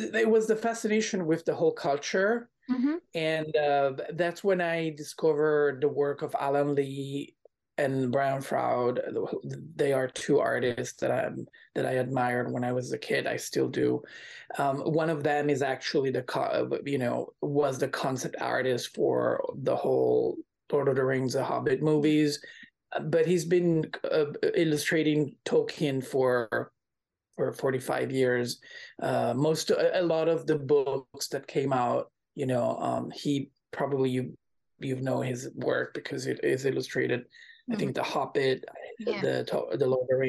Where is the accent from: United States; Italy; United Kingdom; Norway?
Italy; Milan, Lombardy; I was born in Milan, Italy